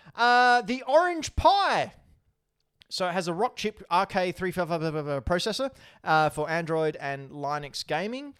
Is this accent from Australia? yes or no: yes; Australia; I'm Australian. I, I annou-, I enunciate things differently.